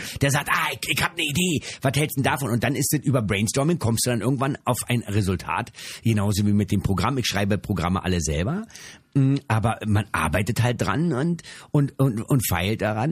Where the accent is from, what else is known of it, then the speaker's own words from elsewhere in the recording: Berlin, Germany; in Berlin spielen. Das ist meine Heimat